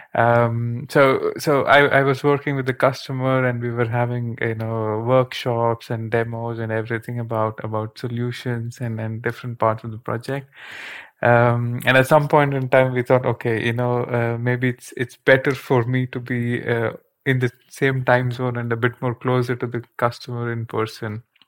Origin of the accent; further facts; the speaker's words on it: India; moved away as an adult; now in Netherlands; being born and raised in India